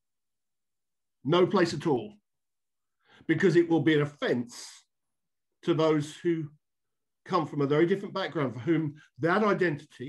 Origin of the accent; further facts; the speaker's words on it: United Kingdom; also born or lived in Luton; seek to walk as a Brit